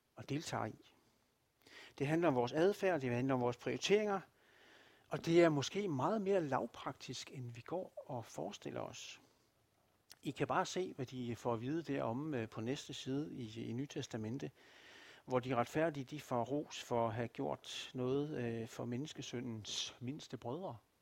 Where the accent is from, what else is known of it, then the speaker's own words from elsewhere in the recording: Denmark; som danskere